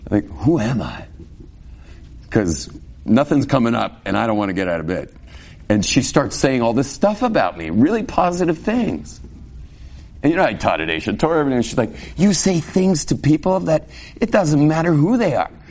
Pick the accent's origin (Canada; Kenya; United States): United States; California; born there; may realize from my English that I wasn't raised exactly like you. Without going into detail, but I was born in California and I have a very different background.